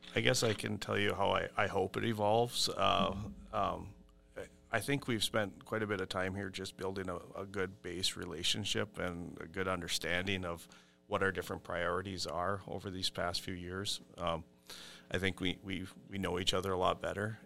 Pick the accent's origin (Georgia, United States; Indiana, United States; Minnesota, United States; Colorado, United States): Minnesota, United States; Brookston; I grew up on McCamus Road, which is just west of Brookston.